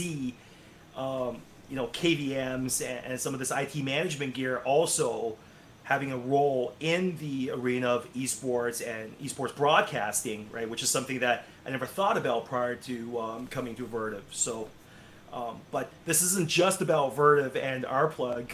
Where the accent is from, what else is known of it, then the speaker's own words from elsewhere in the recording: Canada; I'm Canadian, but when I was in our sort of high school system